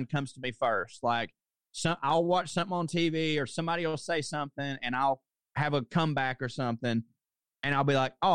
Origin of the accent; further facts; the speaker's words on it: Chickamauga, Georgia, United States; moved away as an adult; also born or lived in Chattanooga, Tennessee / New York; I'm from Chickamauga, Georgia